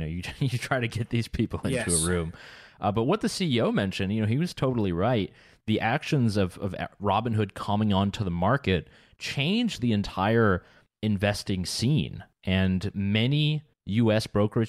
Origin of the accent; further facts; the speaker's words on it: Canada; We're all Canadian.